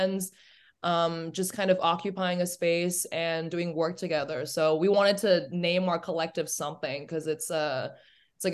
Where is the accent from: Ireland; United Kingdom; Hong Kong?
Hong Kong; first language English; moved away as an adult; also born or lived in Germany / United States; I grew up in Hong Kong, went to high school there. I actually went to an Australian school. It was an international school. I was there for 14 years